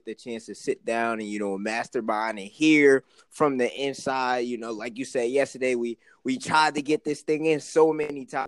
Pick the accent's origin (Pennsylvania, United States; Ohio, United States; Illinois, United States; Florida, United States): Pennsylvania, United States; Philadelphia; we come from Philly